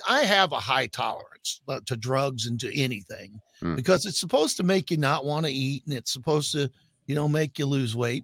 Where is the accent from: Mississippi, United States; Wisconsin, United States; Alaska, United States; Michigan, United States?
Mississippi, United States; Water Valley; moved away; also born or lived in Pacific Northwest; born in Water Valley, Mississippi